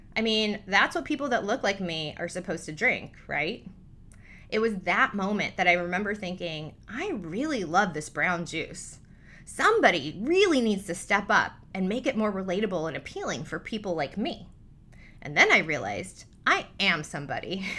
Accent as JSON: {"language": "English", "town": "Newport Beach", "region": "California", "country": "United States", "tie": "born or raised there", "said": "Growing up in Newport Beach, a predominantly Caucasian neighborhood"}